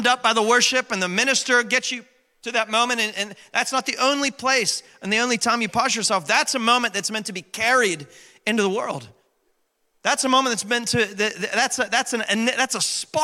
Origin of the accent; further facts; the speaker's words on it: West Virginia, United States; moved away; I was born and raised in West By God, Virginia